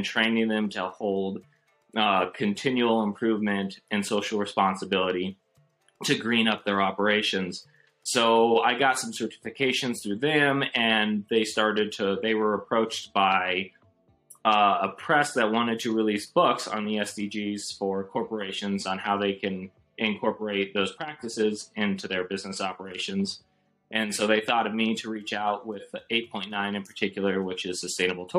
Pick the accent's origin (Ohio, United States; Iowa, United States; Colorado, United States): Colorado, United States; La Plata County; I was born and raised actually here in La Plata County